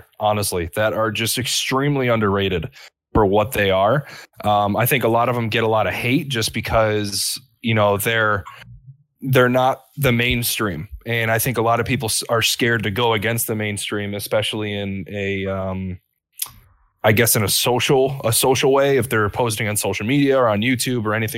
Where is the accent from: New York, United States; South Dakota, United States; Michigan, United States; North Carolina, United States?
Michigan, United States; Detroit; I'm from Detroit, from the Detroit area. So I grew up around muscle cars in the Motor City